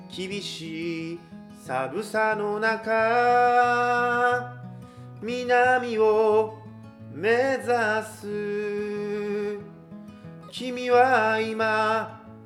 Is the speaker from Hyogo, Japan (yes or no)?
yes; Kobe, Hyogo, Japan; moved away as an adult; now in Tokyo, Japan; 神戸出身で、えー、神戸育ちで、えー、去年の二月に、えー、東京の方に上京してきまして